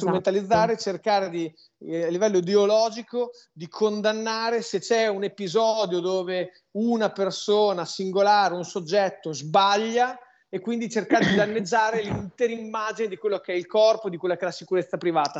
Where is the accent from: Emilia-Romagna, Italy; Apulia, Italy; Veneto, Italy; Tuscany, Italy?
Emilia-Romagna, Italy; sono romagnolo